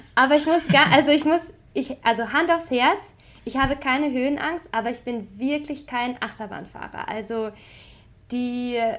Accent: Bocholt, North Rhine-Westphalia, Germany; moved away as an adult; now in Paris, France; ich bin äh, in Bocholt geboren.

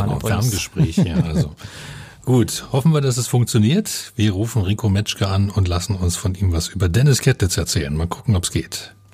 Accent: Cottbus, Brandenburg, Germany; ja, ich komme aus Cottbus.

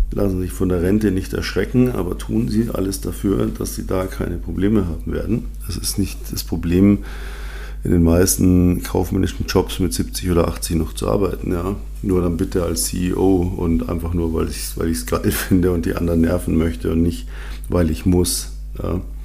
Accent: Munich, Bavaria, Germany; Ich bin ja in München aufgewachsen

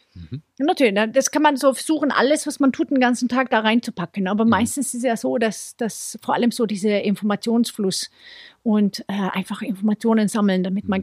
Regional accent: Sweden; now in Munich, Germany; in Schweden, wo ich herkomme

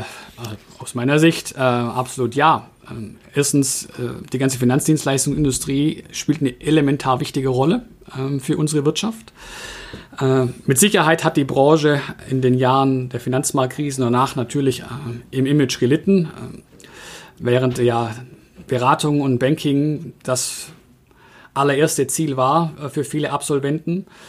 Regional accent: Swabia, Germany; als Schwabe

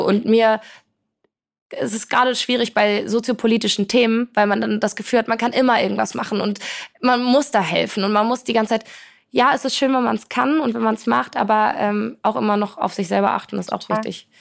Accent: Poland; now in Hamburg, Germany; ich komme aus Polen, äh, meine Eltern äh, sind, kommen beide aus Polen, so ich bin in einer sehr polnischen, sehr familiären Kultur

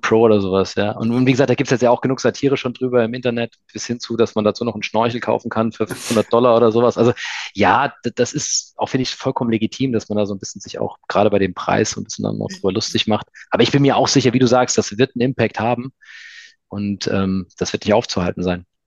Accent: near Frankfurt, Hesse, Germany; now in Stuttgart, Germany; Ich komme ja ursprünglich aus der Nähe von Frankfurt, also bin Hesse

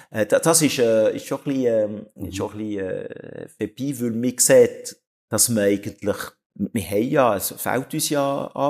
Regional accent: Switzerland; Obwohl wir müssen auch nicht als Schweizer heuchlerisch ist, sagt man.

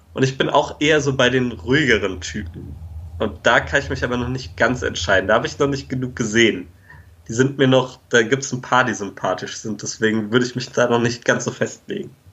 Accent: Germany; als Deutscher

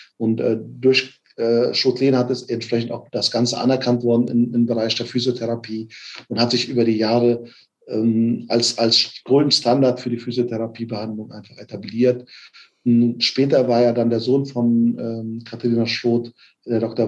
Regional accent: Offenbach am Main, Hesse, Germany; moved away as an adult; also born or lived in Frankfurt / Bielefeld; gebürtig aus Offenbach bin, habe in Frankfurt studiert

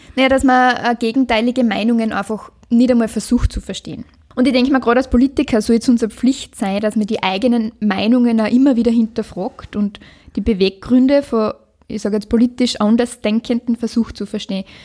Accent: Liezen District, Styria, Austria; meine Heimat, der Bezirk Lierzen

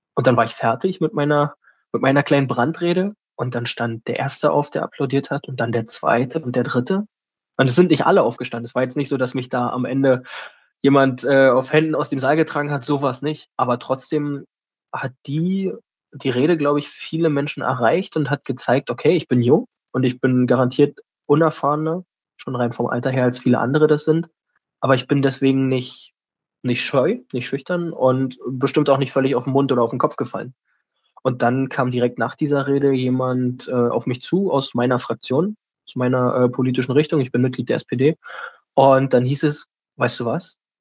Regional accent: Germany; also born or lived in Berlin; erstmal bin ich ein Kind der Stadt

